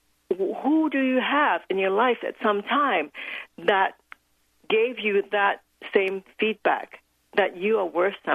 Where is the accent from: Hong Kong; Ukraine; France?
Hong Kong; I was born in Hong Kong as the second daughter in a very traditional Chinese family